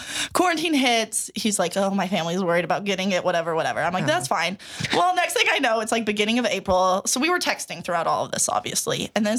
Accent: Zionsville, Indiana, United States; Alex is from Fishers, Indiana, and I'm from Zionsville, Indiana. So we lived about 30 minutes apart.

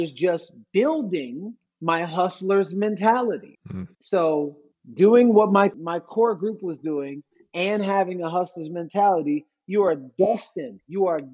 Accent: Missouri City, Texas, United States; also born or lived in Third Ward, Houston; I was born in Missouri City, Texas. I was raised in Missouri City, Texas.

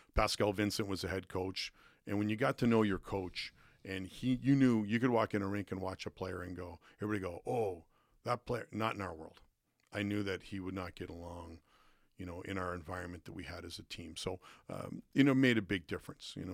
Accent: Dartmouth, Nova Scotia, Canada; I grew up in Woodlawn and Dartmouth

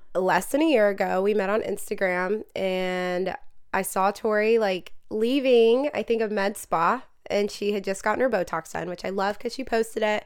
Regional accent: Marietta, Georgia, United States; I'm from Marietta, Georgia.

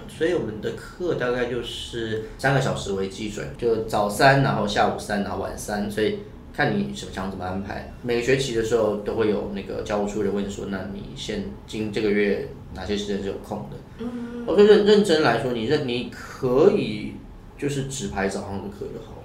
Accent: Taoyuan, Taiwan; 我家在桃园嘛

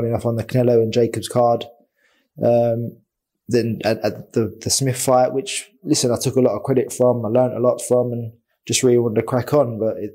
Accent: London, United Kingdom; I'm from Islington, obviously, heart of North London

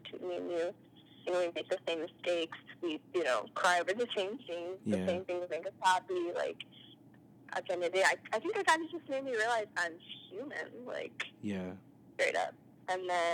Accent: North Carolina, United States; I grew up in North Carolina

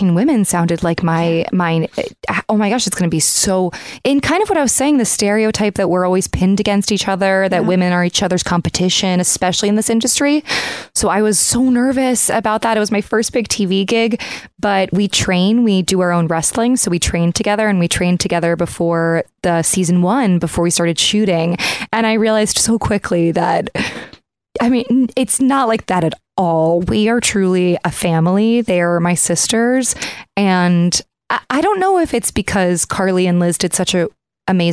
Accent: East Coast, United States; moved away; I grew up on the East Coast

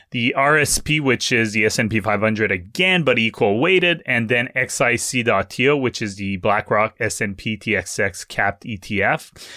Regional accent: Canada; as a Canadian

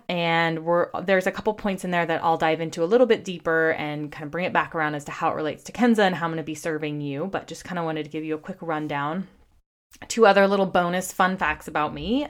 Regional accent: California, United States; also born or lived in Washington, D.C.; I was born and raised in California. That's where I currently am. We live in Santa Cruz, California.

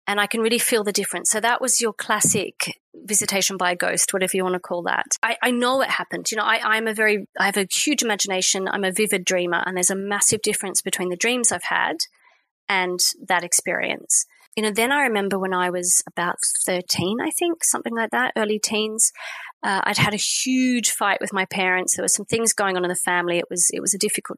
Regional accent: Sydney, New South Wales, Australia; now in France; I grew up in Sydney

